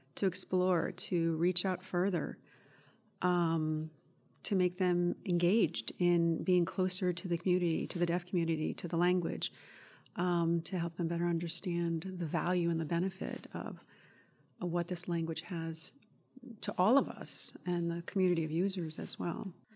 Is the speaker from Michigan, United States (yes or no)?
no; Woodstock, Connecticut, United States; I, uh, grew up not too far from here in Woodstock, Connecticut